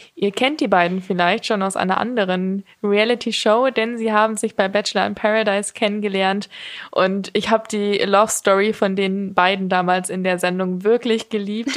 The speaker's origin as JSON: {"language": "German", "town": "Munich", "region": "Bavaria", "country": "Germany", "said": "als Münchnerin"}